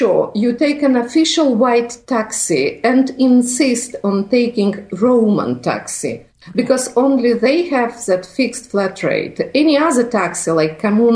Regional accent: Vilnius, Vilnius County, Lithuania; moved away as an adult; now in Rome, Italy; I'm not Italian. I'm Lithuanian. I'm from Vilnius, but I live in Rome around 4 years because of my husband's work

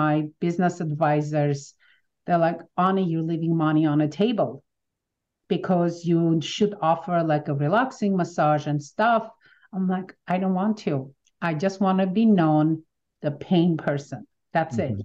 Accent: Armenia; English is a second language; moved away as an adult; now in United States; growing up in Armenia in 1988, when we had the huge earthquake where we lost our home and we lived in our garage

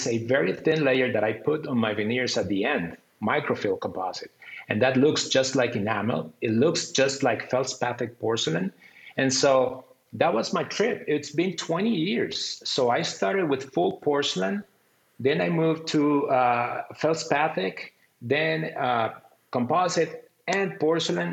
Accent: Costa Rica; I'm from Costa Rica

